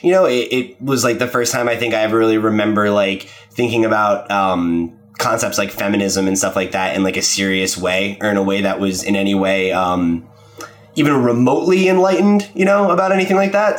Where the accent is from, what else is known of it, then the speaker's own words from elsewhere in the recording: New Jersey, United States; I grew up in New Jersey